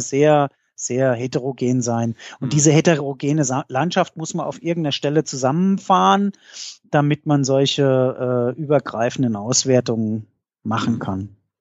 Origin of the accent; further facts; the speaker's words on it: Mainz, Rhineland-Palatinate, Germany; bei uns in Mainz